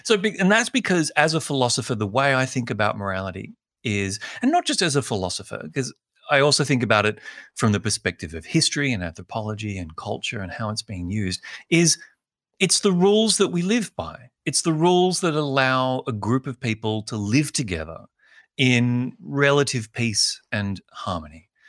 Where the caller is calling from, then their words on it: Sydney, New South Wales, Australia; calling in from Sydney